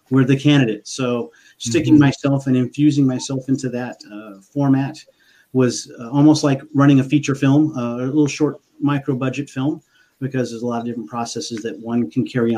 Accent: San Antonio, Texas, United States; also born or lived in Turkey / Germany / Spain; I'm from San Antonio, Texas.

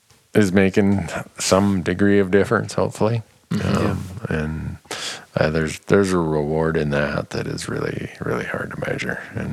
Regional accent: Minnesota, United States; Where I grew up in Minnesota

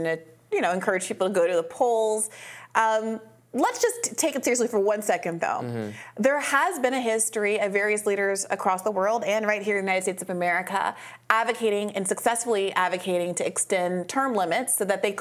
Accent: Kenya; moved away; I grew up in Kenya

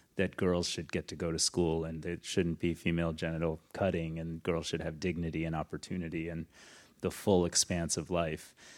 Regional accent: Detroit, Michigan, United States; I grew up in suburban Detroit.

